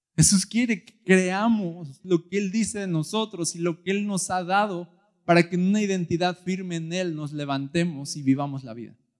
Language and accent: Spanish; Mexico; yo soy mexicano